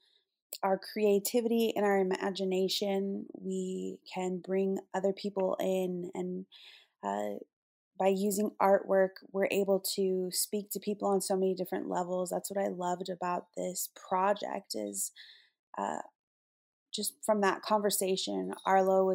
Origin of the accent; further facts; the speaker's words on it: Fort Peck and Fort Belknap, Montana, United States; now in San Antonio, United States; I have made my home in San Antonio, Texas, but I come from the Fort Peck and Fort Belknap Assiniboine Sioux tribal nations